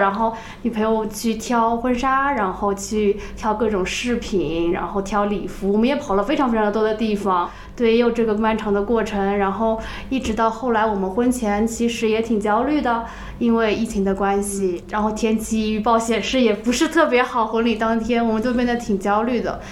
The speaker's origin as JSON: {"language": "Chinese", "town": "Suzhou", "region": "Jiangsu", "country": "China", "said": "我们都是来自苏州"}